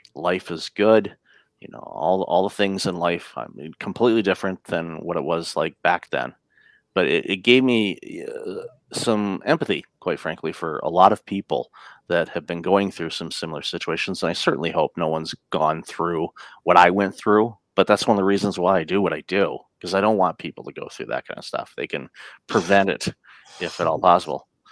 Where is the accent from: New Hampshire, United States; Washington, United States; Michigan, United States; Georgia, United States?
Michigan, United States; Detroit; moved away as an adult; also born or lived in Windsor, Ontario, Canada; now in Canada; I grew up in the Detroit area and immigrated to Canada in 2004